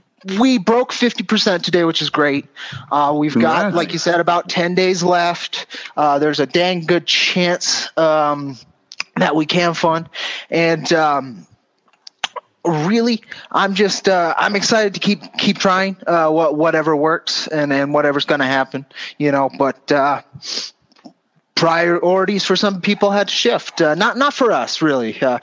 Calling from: New Mexico, United States; I'm calling in from northern New Mexico, actually.

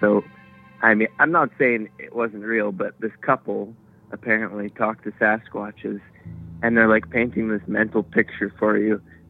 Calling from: Smithers, British Columbia, Canada; I'm calling from Smithers, D.C.

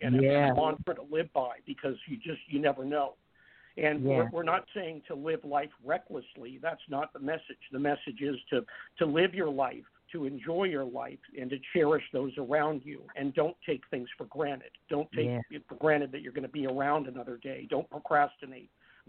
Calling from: Lafayette, California, United States; I'm calling from Lafayette, California.

